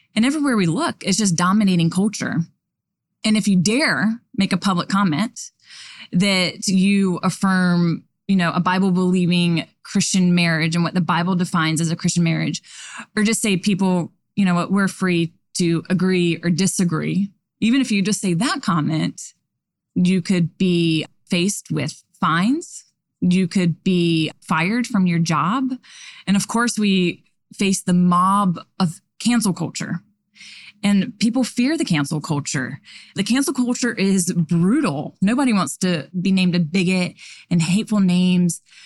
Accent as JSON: {"language": "English", "region": "the South", "country": "United States", "said": "I'm from the South"}